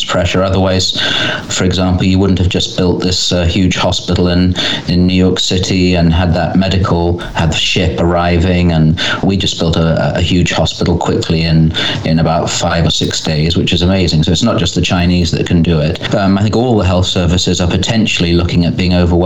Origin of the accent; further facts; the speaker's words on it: England, United Kingdom; being English or British, but I always say English